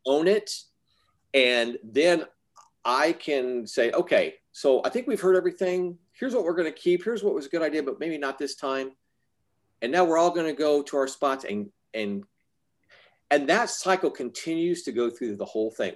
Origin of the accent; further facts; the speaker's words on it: Arizona, United States; I was raised in Arizona